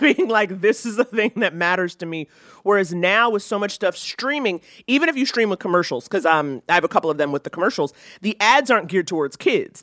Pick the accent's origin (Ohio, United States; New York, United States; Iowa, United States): New York, United States; New York City; growing up in New York City